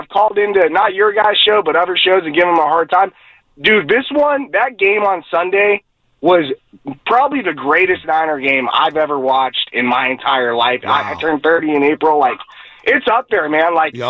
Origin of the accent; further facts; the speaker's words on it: San Diego, California, United States; now in Oakland, United States; I was born in 94, and I was born in San Diego.